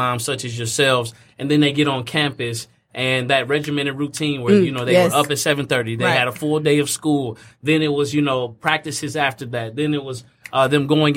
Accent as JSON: {"language": "English", "region": "Indiana", "country": "United States", "tie": "born or raised there", "also_born_or_lived": "California", "moved": "yes", "lives_now": "Michigan, United States", "said": "grew up in Indiana"}